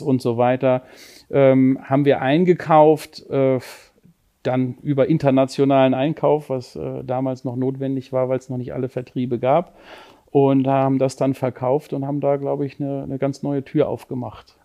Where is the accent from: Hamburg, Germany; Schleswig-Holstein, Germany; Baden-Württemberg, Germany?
Schleswig-Holstein, Germany; Lübeck; now in Cologne, Germany; ich komme gebürtig aus Lübeck, bin mittlerweile, ich glaube, 25 Jahre in, in Köln